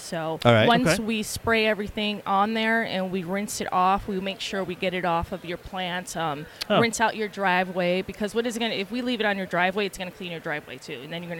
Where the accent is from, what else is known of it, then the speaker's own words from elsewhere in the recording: Connecticut, United States; moved away as an adult; also born or lived in Montana; Yes, I'm originally from Connecticut.